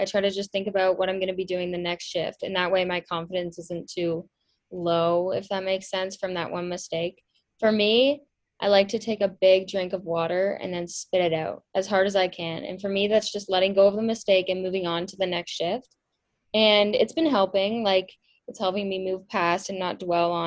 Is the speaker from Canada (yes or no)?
yes; Milton, Ontario, Canada; I grew up in Milton, Ontario, and I still live there